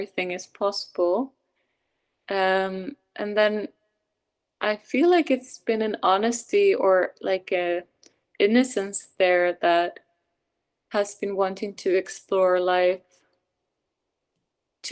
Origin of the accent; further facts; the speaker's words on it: Sweden; moved away; also born or lived in Norway; being Swedish or born in Norway, but growing up in Sweden